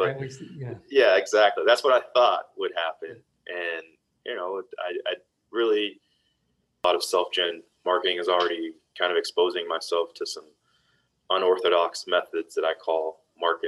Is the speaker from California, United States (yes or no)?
no; Dallas, Texas, United States; born and raised in Dallas, Texas